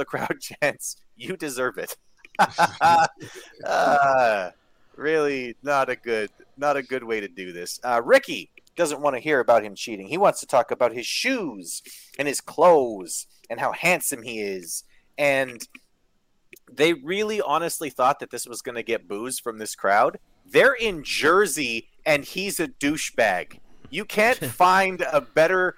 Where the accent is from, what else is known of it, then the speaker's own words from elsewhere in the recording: Canada; As a Canadian